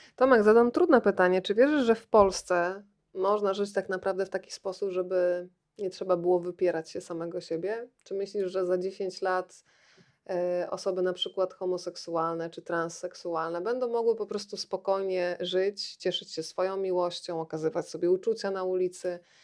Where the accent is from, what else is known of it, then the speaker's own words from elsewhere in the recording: Rzeszów, Subcarpathian Voivodeship, Poland; moved away as an adult; dorastałam w latach 80. w Rzeszowie